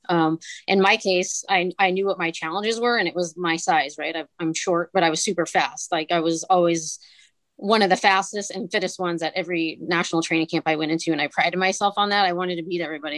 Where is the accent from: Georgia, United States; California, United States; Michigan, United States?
California, United States; Northern; I grew up in Northern California